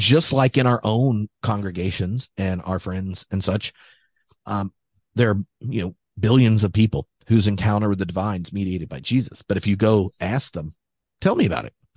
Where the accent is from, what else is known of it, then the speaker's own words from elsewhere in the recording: United States; me as an American